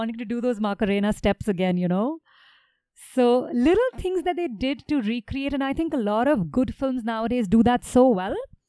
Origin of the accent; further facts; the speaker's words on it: New Delhi, Delhi, India; We're a couple from New Delhi